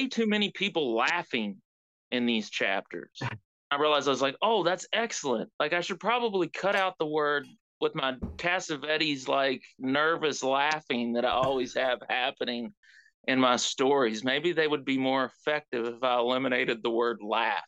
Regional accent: West Virginia, United States; I'm from West Virginia. I'm writing about West Virginia.

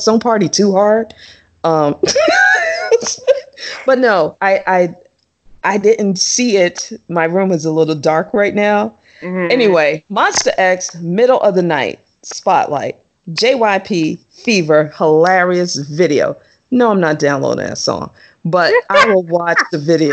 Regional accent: United States; I'm an American.

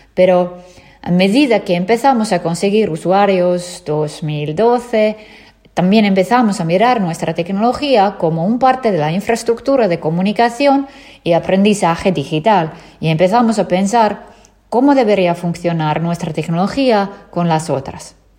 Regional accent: Finland; nací y crecí en Finlandia

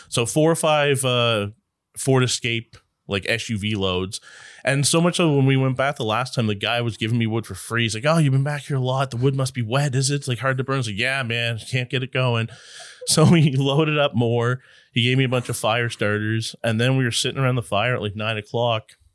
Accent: Newfoundland and Labrador, Canada; I grew up in Labrador

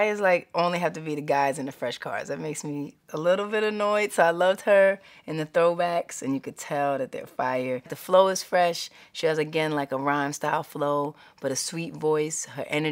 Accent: New York City, New York, United States; growing up in Harlem, growing up in Hell's Kitchen

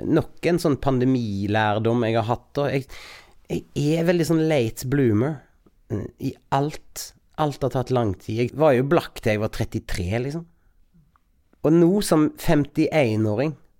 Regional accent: Bømlo, Vestland, Norway; jeg er fra Bømlo

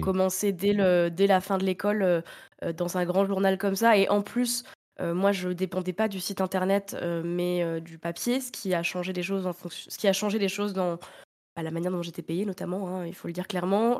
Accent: Reims, Grand Est, France; je suis née à Reims

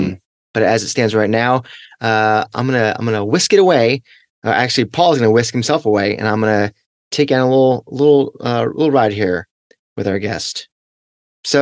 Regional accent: Connecticut, United States; I am from Connecticut

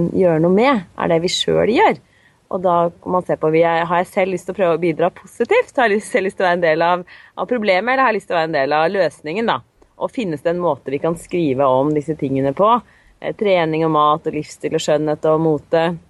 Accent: Drammen, Buskerud, Norway; Og så kommer jeg fra Drammen og har tre barn.

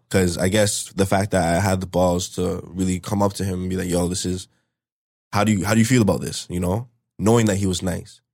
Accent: Brampton, Ontario, Canada; also born or lived in Toronto; I was born in Toronto. Um, we lived up in Toronto, I think, up until I was, like, three or four. And then after that, we moved over to Brampton, um, still at the same spot, actually

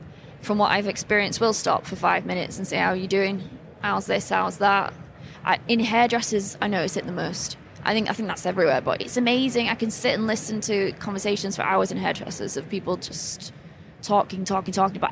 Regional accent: England, United Kingdom; born or raised there; moved away

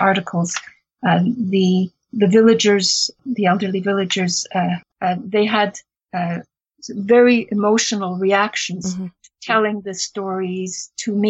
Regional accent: Chernivtsi, Chernivtsi Oblast, Ukraine; moved away; I was born in Chernivtsi after the war and went back in 2001

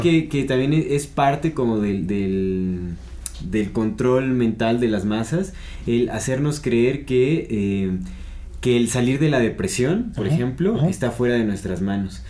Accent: Mexico; nosotros hasta como mexicanos

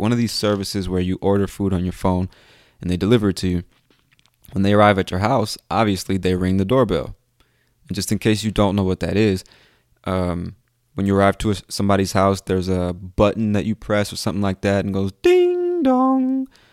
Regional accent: United States; I'm from the United States

